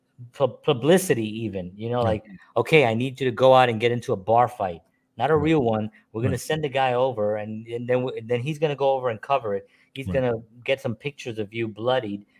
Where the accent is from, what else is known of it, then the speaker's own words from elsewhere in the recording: New York City, New York, United States; I'm a Puerto Rican man born and raised in the South Bronx